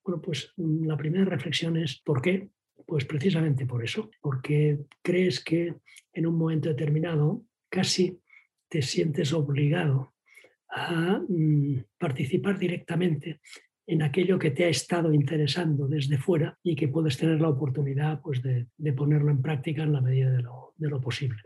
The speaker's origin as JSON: {"language": "Spanish", "town": "Vilanova i la Geltrú", "region": "Catalonia", "country": "Spain", "tie": "born or raised there", "said": "Mi padre era, era pues, directivo de una empresa en mi pueblo, en Villanueva en la Gentru"}